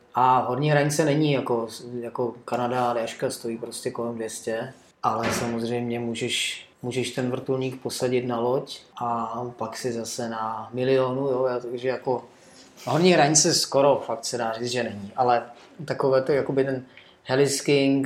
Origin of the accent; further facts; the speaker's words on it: Czechia; já pocházím z Beskyt a tam Eh, máme takovou sjezdovku lokální, jo, eh, kde vždycky, ještě dřív, než já jsem lyžoval, tak se jezdilo mimo, mimo sjezdovku lesem, jo, kolem toho vleku a tak dále. A já jsem tam pak jezdil prostě s rodičem jako malé dítě